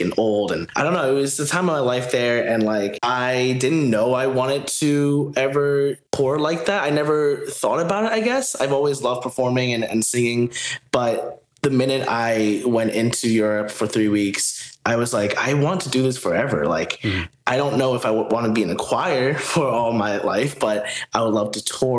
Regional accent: New Jersey, United States; also born or lived in Philadelphia, Pennsylvania / Newark, New Jersey; I moved to New Jersey when I was 2 years old

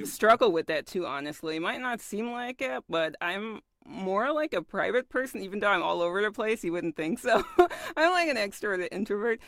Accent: Germany; I was born and raised in Germany

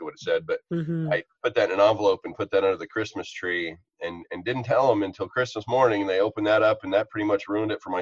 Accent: Arkansas, United States; moved away as an adult; also born or lived in Nashville, Tennessee / Montreal; I am from Arkansas

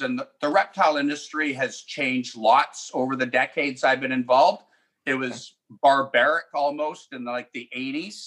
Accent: Delta, British Columbia, Canada; where I grew up in South Delta

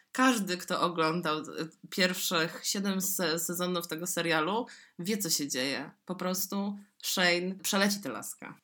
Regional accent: Poland; z Polski, duży kraj w Europie Środkowo-Wschodniej

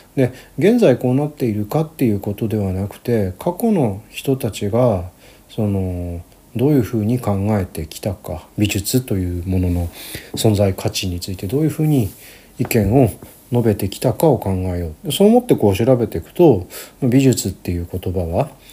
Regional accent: Gunma, Japan; 私の地元群馬県なんですけど

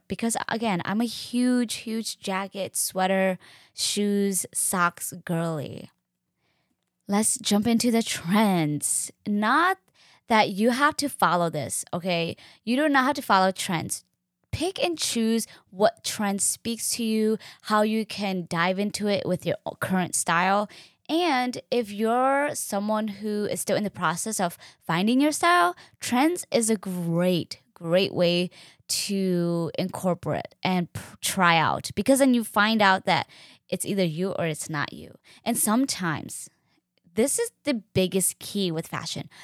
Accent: Hennepin County, Minnesota, United States; I grew up in Hennepin County

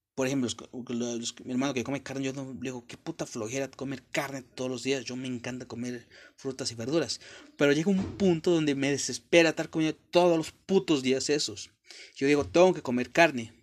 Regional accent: Mexico; Yo soy de México, la mayor parte de mexicanos hablamos con groserías

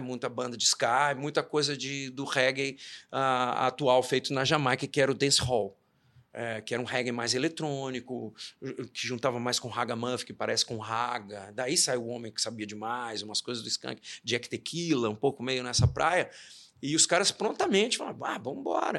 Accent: Belo Horizonte, Minas Gerais, Brazil; Eu sou nascido em Belo Horizonte

